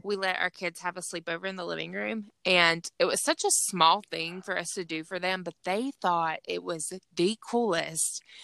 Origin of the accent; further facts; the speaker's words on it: Georgia, United States; accent: Southern; I'm from Georgia